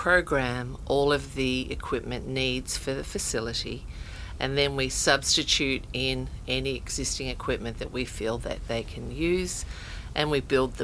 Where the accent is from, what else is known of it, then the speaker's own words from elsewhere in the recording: Australia; moved away as an adult; now in United States; I'm Australian, and that's where my career started